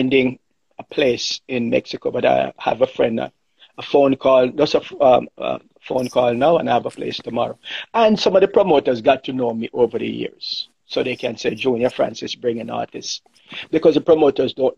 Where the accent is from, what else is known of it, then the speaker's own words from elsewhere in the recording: Jamaica; moved away as an adult; also born or lived in Brooklyn, New York / Orange County, California; As a child growing up in Jamaica